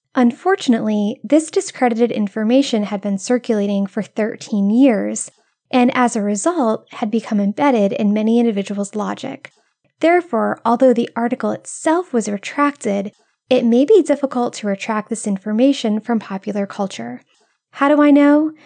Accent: Rhode Island, United States; moved away; I'm originally from Rhode Island, where iced coffee runs through our veins even in the coldest months

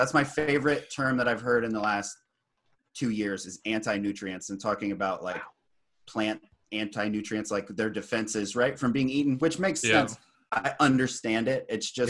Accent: Virginia, United States; I'm from Virginia.

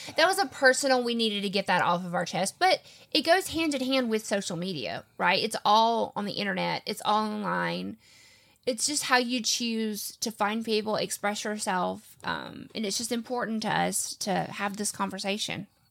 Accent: the South, United States; I'm from the South

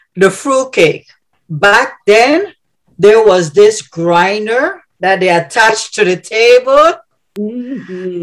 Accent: Gamboa, Panama Canal Zone, Panama; now in Illinois, United States; I also grew up in the mm. community of Santa Cruz. I currently live in Illinois.

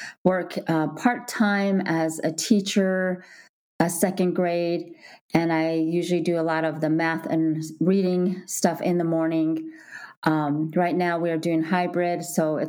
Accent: northern New Mexico, United States; also born or lived in Nebraska; now in Minneapolis, United States; I grew up in northern New Mexico on the Navajo Nation

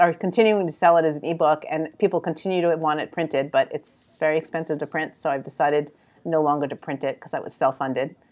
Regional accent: New York City, New York, United States; accent: New York; now in Philadelphia, United States; I'm really from New York.

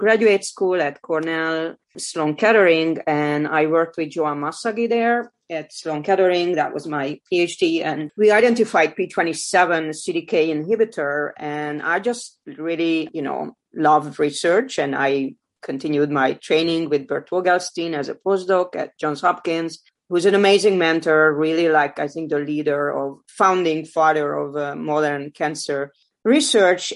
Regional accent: Hungary; moved away as an adult; now in United States; I was born in Hungary. I grew up there

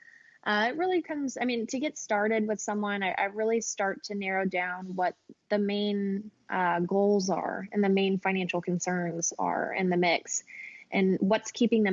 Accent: Atlanta, Georgia, United States; I am born and raised in Atlanta, Georgia. Never really left.

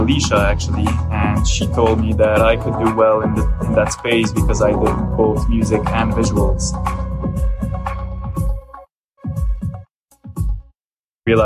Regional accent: Lebanon; from Lebanon, audiovisual artist.

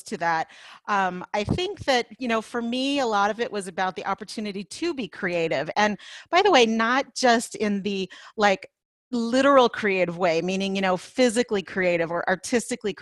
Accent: Los Angeles, California, United States; moved away as an adult; now in Colorado, United States; I grew up in Los Angeles

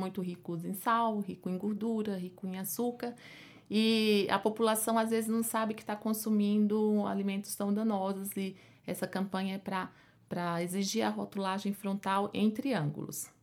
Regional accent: Pernambuco, Brazil; moved away as an adult; now in São Paulo, Brazil; como pode perceber pelo meu sotaque, né? Eu não sou daqui de São Paulo, eu sou de Pernambuco. Fiz a, a minha faculdade lá

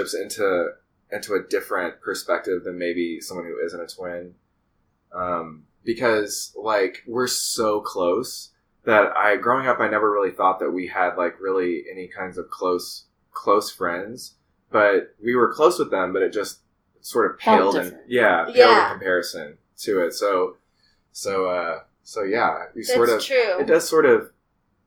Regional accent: Tennessee, United States; we're from the South

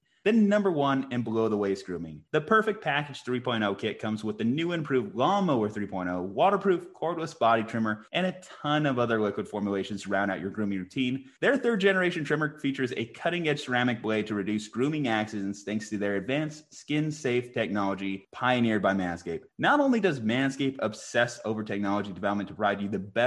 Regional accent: Albuquerque, New Mexico, United States; We're from Albuquerque, New Mexico

